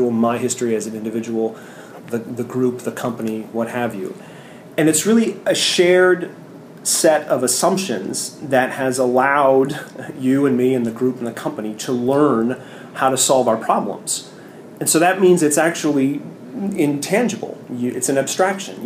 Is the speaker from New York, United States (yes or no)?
no; San Francisco, California, United States; I'm from San Francisco